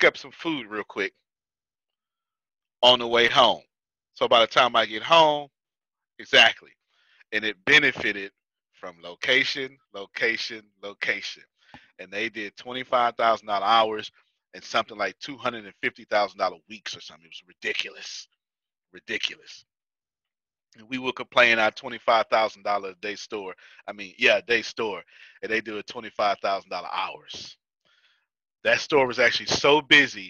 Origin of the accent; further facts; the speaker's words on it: United States; because I'm American